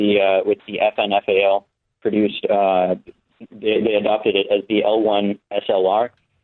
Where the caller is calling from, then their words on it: Virginia, United States; I'm calling in from Virginia.